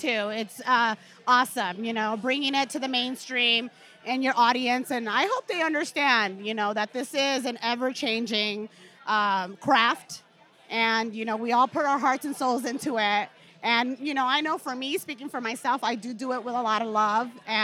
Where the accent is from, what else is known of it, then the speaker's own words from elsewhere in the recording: Long Beach, California, United States; I'm actually from Long Beach